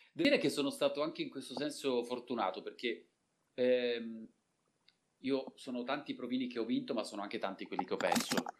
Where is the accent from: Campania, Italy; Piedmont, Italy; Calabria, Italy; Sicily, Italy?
Piedmont, Italy; Turin; io sono di Torino di nascita